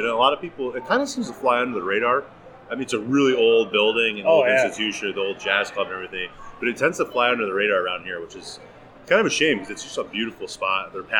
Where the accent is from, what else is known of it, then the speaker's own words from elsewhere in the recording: Colonie, New York, United States; I grew up in, most of my family's from Schenectady. I grew up in Colony, New York. South Colony is where I went to high school.